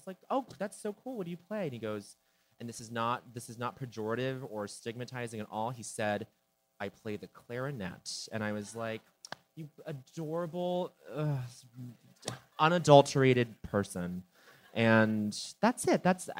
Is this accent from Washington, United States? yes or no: no; Denver, Colorado, United States; Like I'm from Denver.